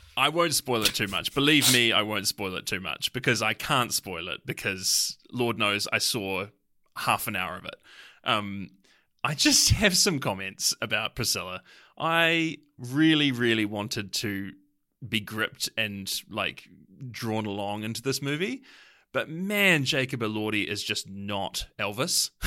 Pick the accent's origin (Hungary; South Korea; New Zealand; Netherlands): New Zealand; as a New Zealander